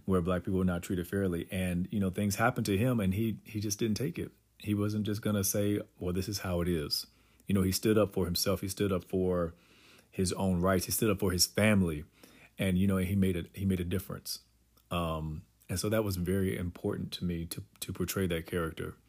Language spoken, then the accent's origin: English; Durham, North Carolina, United States; North Carolina and, you know, Durham is, is home. And so it was, it was good for me growing up there